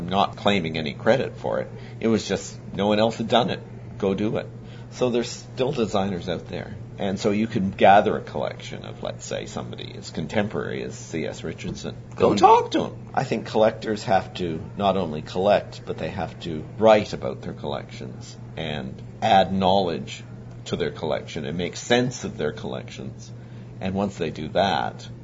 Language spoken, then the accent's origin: English; Canada